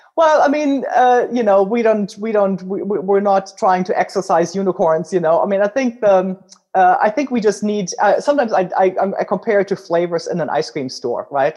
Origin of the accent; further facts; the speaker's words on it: Germany; accent: German; English is a second language; now in United States; as you can tell from my accent, I'm originally German